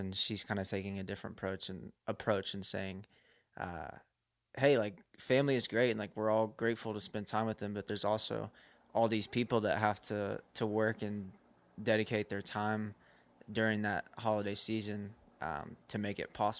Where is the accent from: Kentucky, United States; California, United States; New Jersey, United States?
Kentucky, United States; Louisville; I usually claim Louisville, Kentucky.